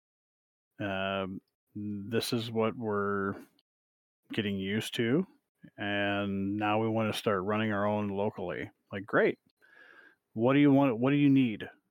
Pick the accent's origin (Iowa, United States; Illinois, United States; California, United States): Iowa, United States; we're from Iowa.